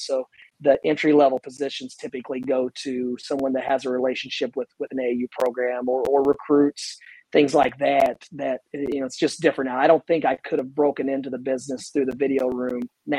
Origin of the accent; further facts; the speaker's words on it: Greene County / Monroe County line, Indiana, United States; I grew up right on the Greene County, Monroe County line.